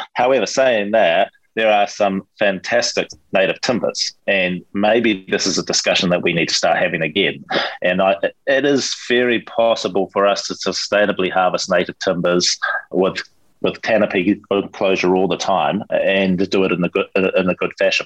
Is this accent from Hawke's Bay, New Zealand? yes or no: yes; Hawke's Bay, New Zealand; my hometown of, of Hawke's Bay